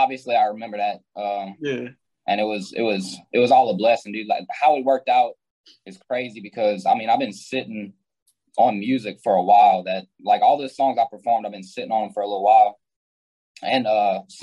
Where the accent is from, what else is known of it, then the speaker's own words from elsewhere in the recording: Simmesport, Louisiana, United States; I'm from a small town called Simsport. It's in Louisiana.